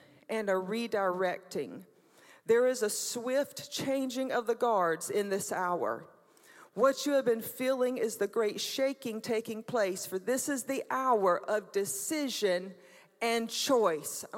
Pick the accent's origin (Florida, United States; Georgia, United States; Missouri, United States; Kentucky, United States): Georgia, United States; Brunswick; moved away as an adult; also born or lived in Jesup, Georgia; I was born in Brunswick, Georgia